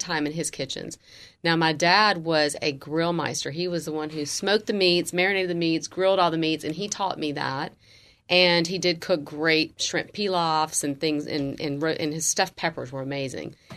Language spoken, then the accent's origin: English; Jackson, Mississippi, United States; moved away; I grew up in Jackson, Mississippi, which is the capital of Mississippi